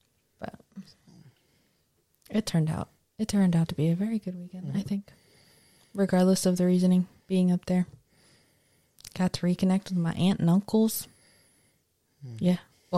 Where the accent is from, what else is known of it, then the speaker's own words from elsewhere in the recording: Newtown Square, Pennsylvania, United States; now in Florida, United States; I grew up in Newtown Square.